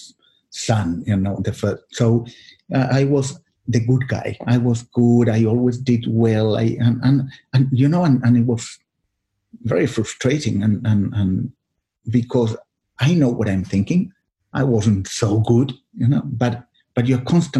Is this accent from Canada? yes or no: no; Chile; English is a second language; moved away as an adult; also born or lived in Australia; I grew up in Chile